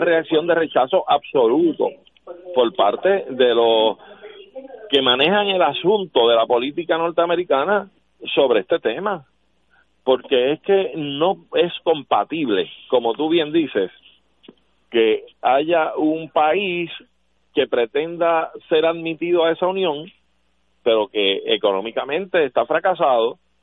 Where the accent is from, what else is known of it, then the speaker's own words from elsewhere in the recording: Puerto Rico; somos un país extranjero en relación a los Estados Unidos, claro que sí, somos hispanos, latinoamericanos